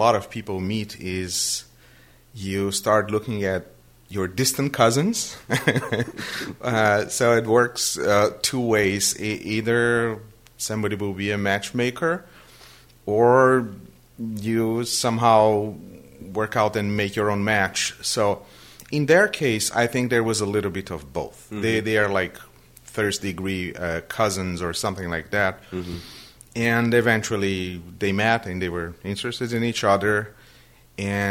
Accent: Brazil; first language Portuguese; English is a second language; moved away as an adult; also born or lived in Western Massachusetts; now in Massachusetts, United States; I was born and I grew up in Brazil.

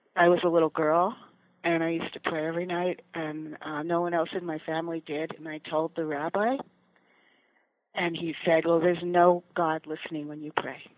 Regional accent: Allentown, Pennsylvania, United States; I grew up in Allentown, Pennsylvania

